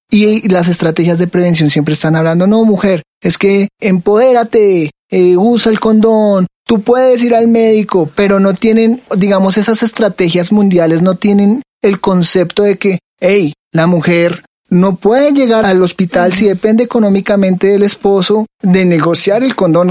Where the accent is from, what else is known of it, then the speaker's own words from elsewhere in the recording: Colombia; yo soy colombiano